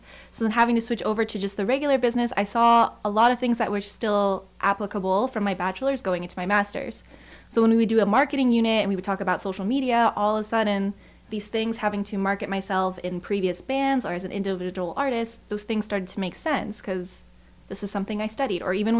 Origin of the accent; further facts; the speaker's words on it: Chicago, Illinois, United States; But if I had a preference, I think Chicago is still my hometown.